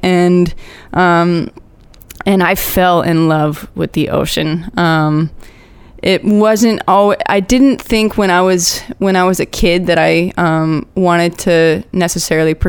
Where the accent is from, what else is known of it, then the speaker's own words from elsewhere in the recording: Orlando, Florida, United States; moved away as an adult; now in Hawaii, United States; I grew up in Orlando